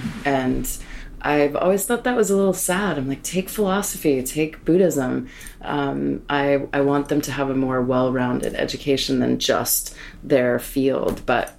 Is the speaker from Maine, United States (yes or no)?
yes; Maine, United States; born or raised there; moved away as an adult; also born or lived in Bronx, New York / San Francisco / the Berkshires